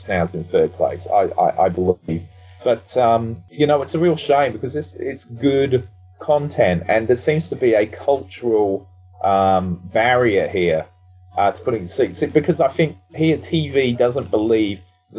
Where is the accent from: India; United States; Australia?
Australia; now in United Kingdom; I grew up in Australia